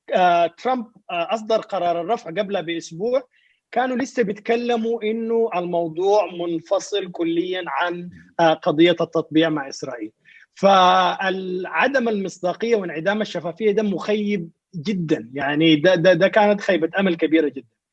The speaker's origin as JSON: {"language": "Arabic", "country": "Sudan"}